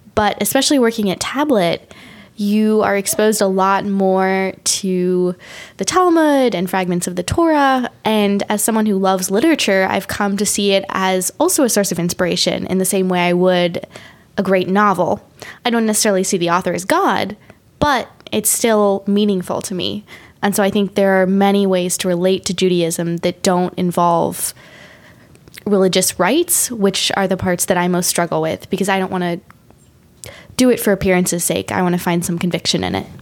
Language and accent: English; Australia; I'm an Australian. I'm a woman of privilege from a Western country